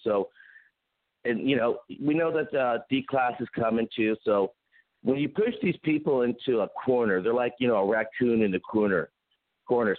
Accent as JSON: {"language": "English", "town": "Pasadena", "region": "California", "country": "United States", "tie": "born or raised there", "also_born_or_lived": "Huntington Beach / San Diego", "moved": "as an adult", "lives_now": "Dallas, United States", "said": "I grew up in Pasadena. I lived in Huntington Beach. I went to school in San Diego. I mean, California. I live in Dallas now"}